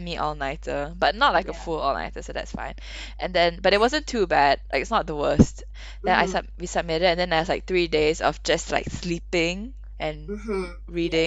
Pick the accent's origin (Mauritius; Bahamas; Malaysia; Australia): Malaysia; now in London, United Kingdom; I'm originally from Malaysia